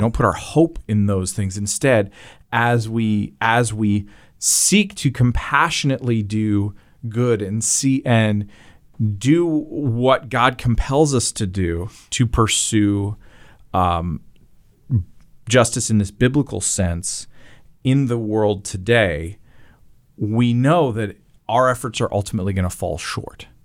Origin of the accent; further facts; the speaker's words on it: Canada; accent: Canadian; the way I say against as a Canadian